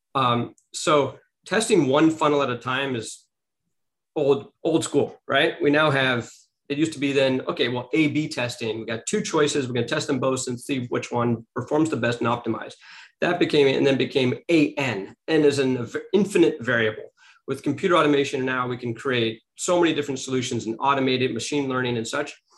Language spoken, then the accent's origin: English; Beverly Hills, California, United States; I grew up in Beverly Hills, California